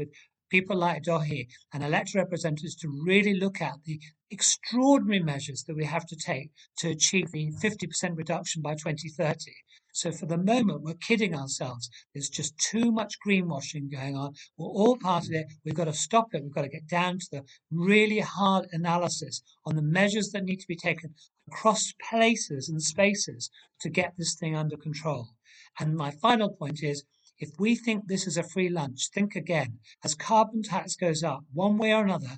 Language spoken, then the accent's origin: English; England, United Kingdom; accent: English; now in Northern Ireland, United Kingdom; my English accent